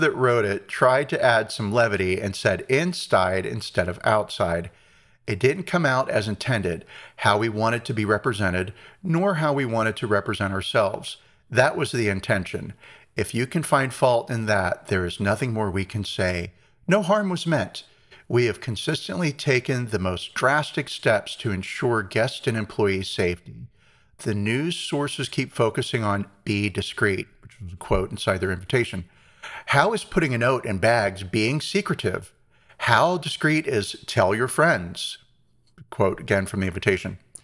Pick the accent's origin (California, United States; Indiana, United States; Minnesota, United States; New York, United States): California, United States; Long Beach; I'm from Long Beach, and I say I'm from L